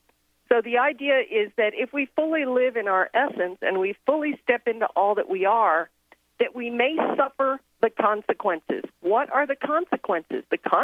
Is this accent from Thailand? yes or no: yes; Thailand; I grew up in Thailand, and I was born to Southern American parents.